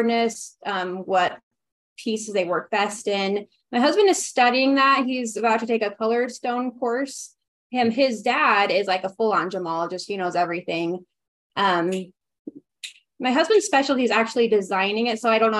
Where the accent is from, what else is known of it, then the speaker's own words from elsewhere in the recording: Ogden, Utah, United States; moved away as an adult; now in Heber City, United States; I am from Ogden, Utah, but I've been living in Heber for the last 4 years with my husband